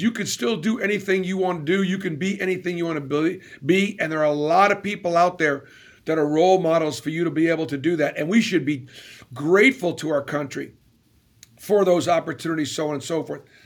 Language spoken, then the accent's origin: English; Boston, Massachusetts, United States; moved away; I grew up in Boston